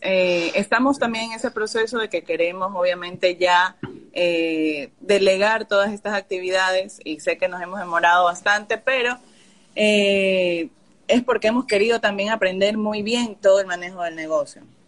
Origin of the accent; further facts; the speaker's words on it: Ecuador; yo soy de Ecuador